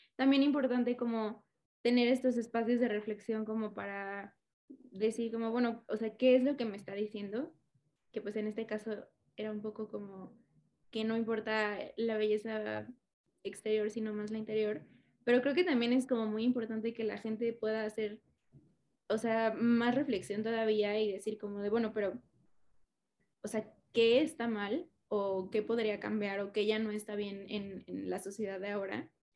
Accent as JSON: {"language": "Spanish", "region": "Mexico City", "country": "Mexico", "said": "soy chilanga"}